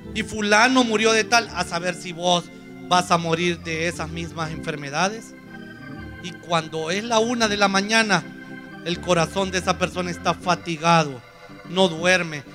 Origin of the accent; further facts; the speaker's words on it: Honduras; todos los hondureños